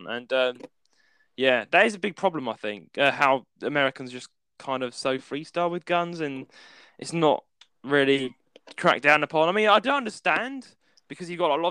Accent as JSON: {"language": "English", "country": "United Kingdom", "said": "we're both British"}